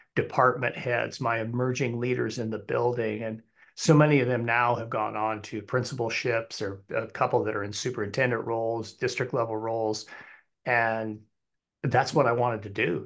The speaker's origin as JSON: {"language": "English", "region": "Wyoming", "country": "United States", "tie": "born or raised there", "also_born_or_lived": "Arizona", "moved": "as an adult", "said": "we moved back to, uh, my home state of Wyoming"}